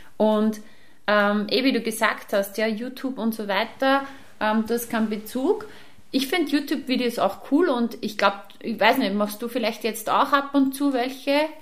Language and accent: German; Upper Austria, Austria; bei uns in Oberösterreich